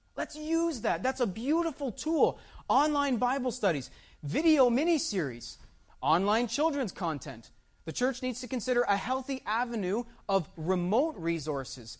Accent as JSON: {"language": "English", "town": "Windsor", "region": "Ontario", "country": "Canada", "tie": "born or raised there", "said": "Myself, I was born in Windsor. My children, they were born in Windsor, Ontario, Canada"}